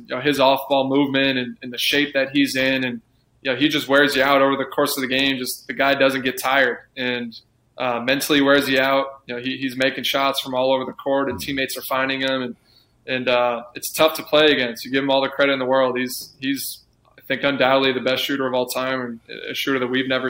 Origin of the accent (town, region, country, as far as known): near Saratoga, New York, United States; born or raised there; moved away as an adult